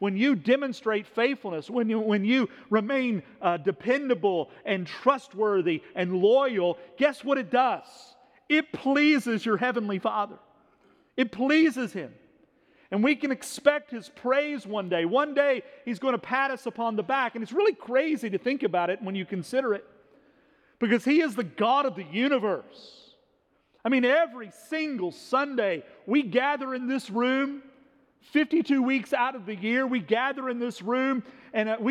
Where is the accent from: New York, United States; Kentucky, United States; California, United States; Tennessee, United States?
Kentucky, United States; Owensboro; when I was a kid, growing up in Owensboro, Kentucky